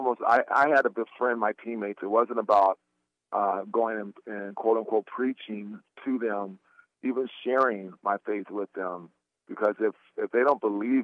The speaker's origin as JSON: {"language": "English", "town": "Portland", "region": "Oregon", "country": "United States", "tie": "born or raised there", "said": "I'm a kid who's born and raised in Portland, Oregon"}